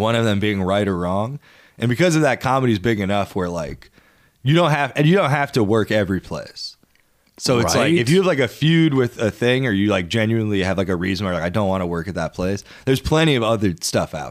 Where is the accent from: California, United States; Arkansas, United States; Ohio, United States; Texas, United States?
Ohio, United States; Cleveland; I'm from Cleveland, Ohio